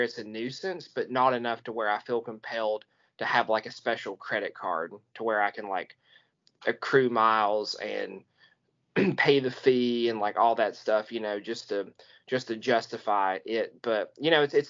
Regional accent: United States; the Tri-Cities Airport in my hometown

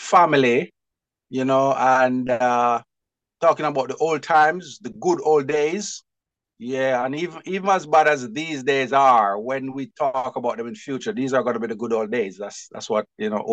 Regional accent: Saint Elizabeth, Jamaica; moved away as an adult; also born or lived in Mandeville, Manchester, Jamaica / Peckham, London, United Kingdom; now in London, United Kingdom; So I was born in Mandeville, in Manchester, in Jamaica, right? And I grew up in St. Elizabeth, which is also in Jamaica, and went to school

